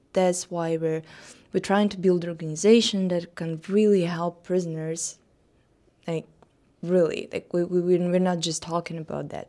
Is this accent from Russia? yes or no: yes; Russia; came to my hometown, a little small provincial, uh, town in Russia